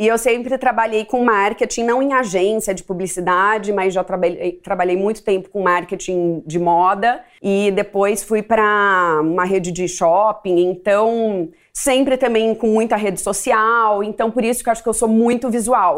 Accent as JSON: {"language": "Portuguese", "town": "Ribeirão Preto", "region": "São Paulo", "country": "Brazil", "moved": "yes", "lives_now": "São Paulo, Brazil", "said": "Eu sou de Ribeirão Preto e quando eu mudei para São Paulo"}